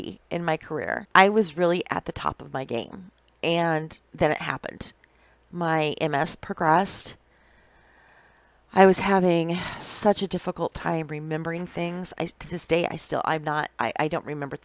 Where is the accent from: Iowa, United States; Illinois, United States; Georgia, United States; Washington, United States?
Iowa, United States; moved away as an adult; also born or lived in Indianola, Iowa; now in Wisconsin, United States; I've been working ever since I was a little girl, growing up in Iowa, in the country